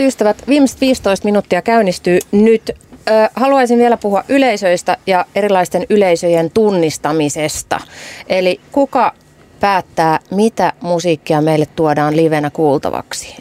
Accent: Imatra, South Karelia, Finland; now in Helsinki, Finland; mä oon kasvanut nuorena tyttönä Imatralla.

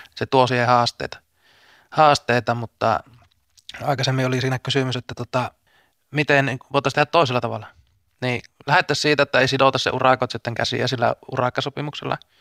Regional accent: Vaala, North Ostrobothnia, Finland; Mä oon itse Vaalasta, niin mun Puolanka on siinä niin kuin rajanaapurikuntana

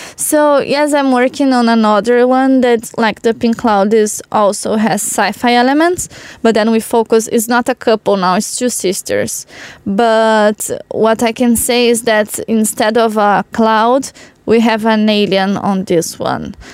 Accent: Porto Alegre, Rio Grande do Sul, Brazil; Porto Alegre, in my hometown, is in the south of Brazil.

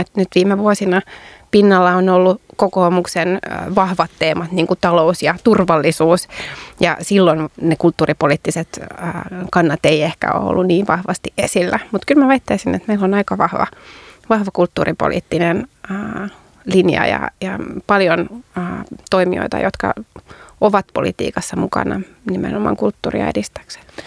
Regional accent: Turku, Southwest Finland, Finland; kotikaupungissani Turussa

